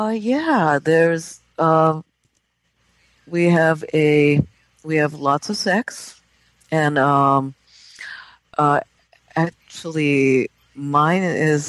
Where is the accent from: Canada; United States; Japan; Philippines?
Japan; moved away; Japan is my home country